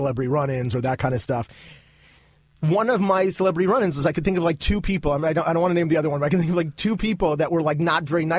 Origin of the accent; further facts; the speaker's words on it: Los Angeles, California, United States; our life was very sheltered and very as much of a normal suburban childhood that you could have growing up in Los Angeles.